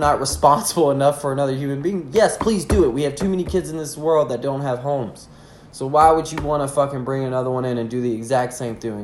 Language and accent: English; the South, United States; I'm from the South